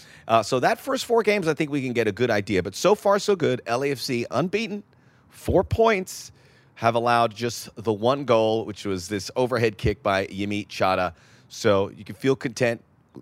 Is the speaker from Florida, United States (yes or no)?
yes; Miami, Florida, United States; That's my hometown.